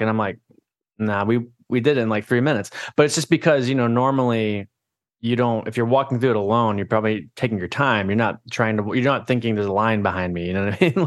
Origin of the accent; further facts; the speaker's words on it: Orlando, Florida, United States; moved away; I grew up in Orlando, Florida